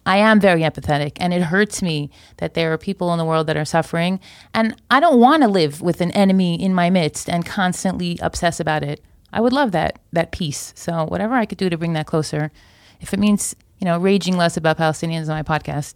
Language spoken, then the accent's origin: English; Florida, United States; moved away as an adult; now in Israel; I grew up in Florida. I made L A five years ago.